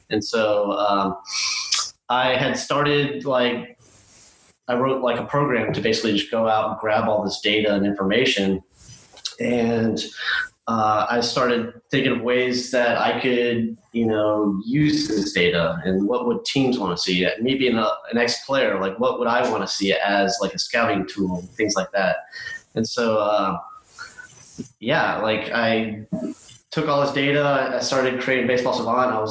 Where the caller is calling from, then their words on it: Houston, Texas, United States; I am joining you from Houston, Texas.